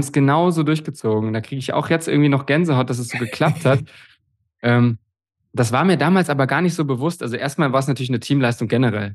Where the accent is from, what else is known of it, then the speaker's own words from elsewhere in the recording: Bernburg, Saxony-Anhalt, Germany; das war ja damals in Bernburg in der Saale, in meinem Heimatort